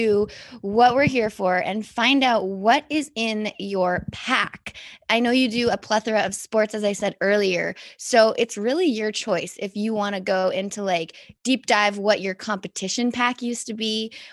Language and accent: English; Canada; It's different being Canadian